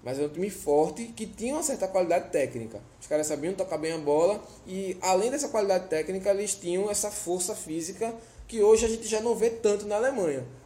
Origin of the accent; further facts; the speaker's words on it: Olinda, Pernambuco, Brazil; Lá na Rua C, no Guadalupe, em Olinda, ah, onde eu fui criado.